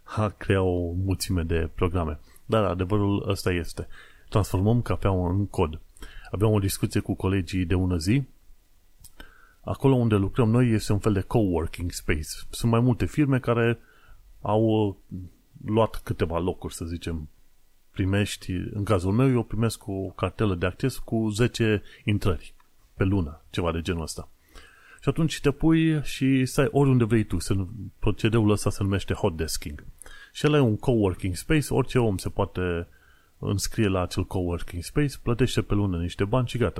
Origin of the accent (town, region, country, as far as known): Romania; now in London, United Kingdom